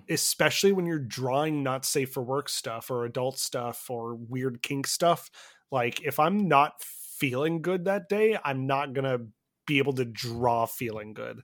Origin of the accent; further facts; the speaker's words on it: Canada; I'm Canadian